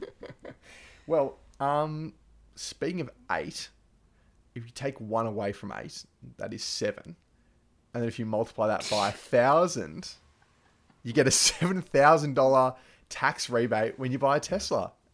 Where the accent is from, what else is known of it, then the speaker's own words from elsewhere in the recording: Victoria, Australia; in Victoria, like my home state